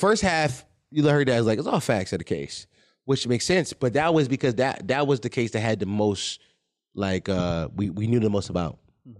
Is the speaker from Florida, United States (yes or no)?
no; Philadelphia, Pennsylvania, United States; My side is I'm a Philadelphian who understands the street life